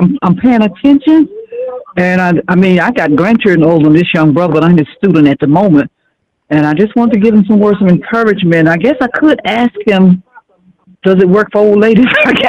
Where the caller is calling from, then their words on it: Silver Spring, Maryland, United States; I'm calling from Silver Spring, Maryland.